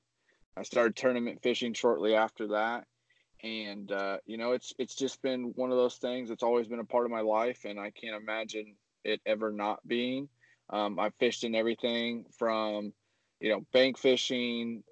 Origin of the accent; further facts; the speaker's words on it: Indiana, United States; also born or lived in Arizona / Tennessee; Originally from Indiana. I moved around a little bit, came back to Indiana with the family, and we're here for now.